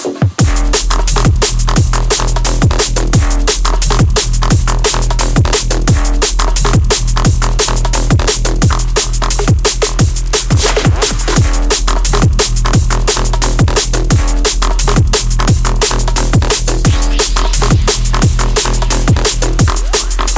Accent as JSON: {"language": "English", "country": "United Kingdom", "said": "I'm too British. Too British for all these vowels"}